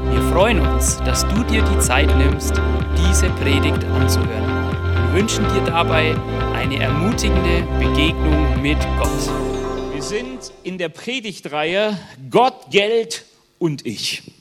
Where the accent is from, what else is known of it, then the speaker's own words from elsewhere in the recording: Germany; bin auch Deutscher, Jahwe Jiri genannt